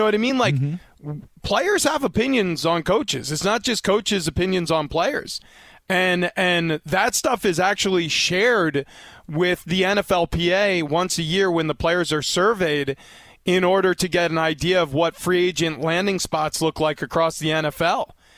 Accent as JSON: {"language": "English", "region": "New York", "country": "United States", "tie": "born or raised there", "said": "growing up in New York, I just assumed that Notre Dame was in New York."}